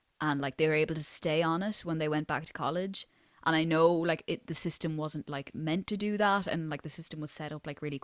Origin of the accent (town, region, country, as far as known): Ireland; accent: culchie; also born or lived in South Dublin